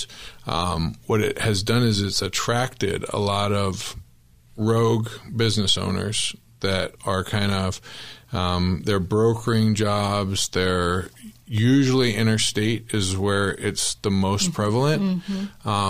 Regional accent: Tempe, Arizona, United States; I grew up in Tempe.

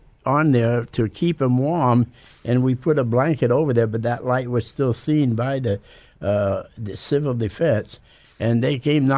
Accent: Saco, Maine, United States; moved away as an adult; also born or lived in Biddeford, Maine / Willimantic, Connecticut; I grew up in Saco, Maine. I was born in Saco, Maine, and I lived between Saco and Biddeford a good part of my life

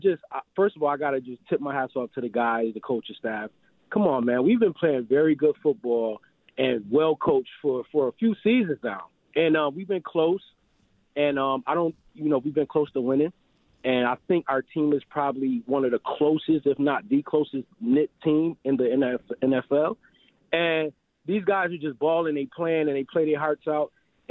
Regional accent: Rochester, New York, United States; I'm from Rochester. I didn't realize we had a hometown team per se right in our backyard, you know, 50 miles away.

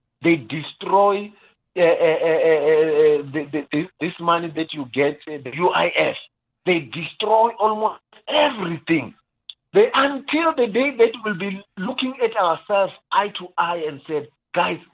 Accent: South Africa; as South African, a responsible South African

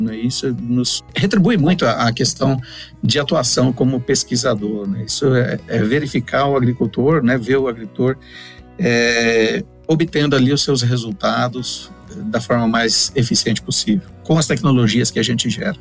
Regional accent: Cândido Mota, São Paulo, Brazil; moved away as an adult; now in Paraná, Brazil; paranaense de coração, já estou há mais de 20 anos no Paraná. Eu sou original ali de Cândido Mota, interior de São Paulo

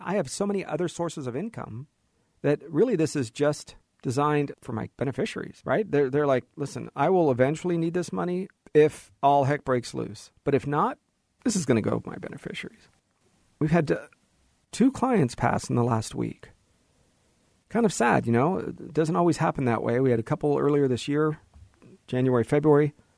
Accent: United States; As an American

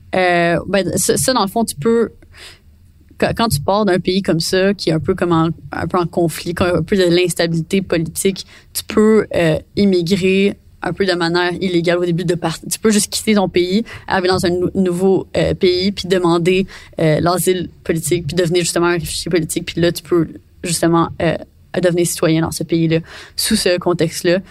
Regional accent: Quebec, Canada; je suis québécoise

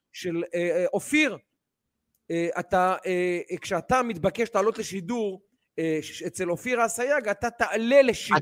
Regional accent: Ramat Gan, Tel Aviv District, Israel; בתור רמת גני הרבה שנים

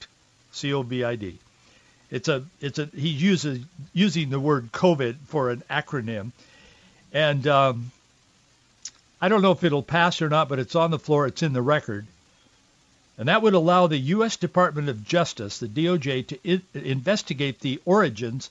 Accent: United States; being the American that we are

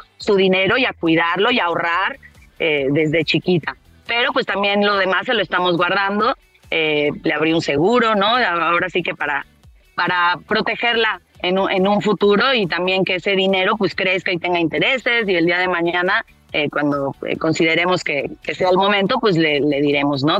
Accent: Mexico; also born or lived in Martorell, Catalonia, Spain; yo llegué con cuatro años

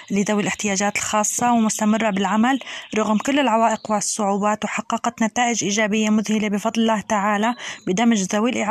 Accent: Syria; now in Lebanon; لاجئة سورية في لبنان

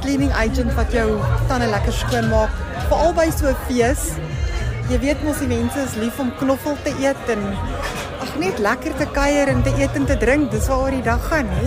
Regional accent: North West, South Africa; moved away as an adult; now in Cape Town, South Africa; Ek is eintlik van die Noordwes provinsie.

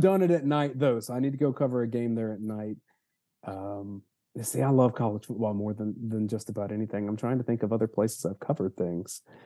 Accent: Georgia, United States; I grew up in Georgia in the '90s

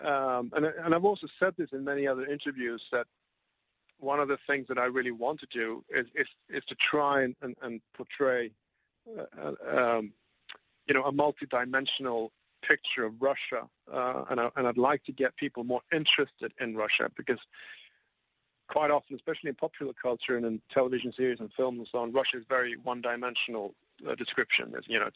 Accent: England, United Kingdom; also born or lived in United States; now in Sweden; I was born in Sweden. I was raised in the United Kingdom. I've lived in America

